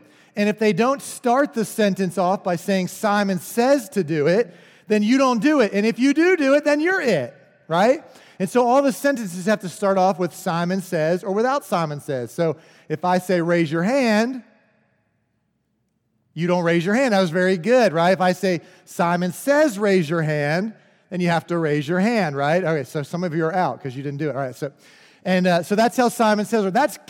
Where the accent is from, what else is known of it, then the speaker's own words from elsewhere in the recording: Pennsylvania, United States; I said, we live in McCreary County, but I'm originally from Central Pennsylvania.